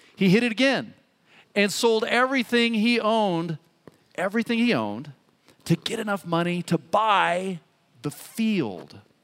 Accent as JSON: {"language": "English", "town": "Boulder", "region": "Colorado", "country": "United States", "tie": "born or raised there", "also_born_or_lived": "Menlo Park, California", "said": "I was born in Boulder. I'm, you know, an American and I love it"}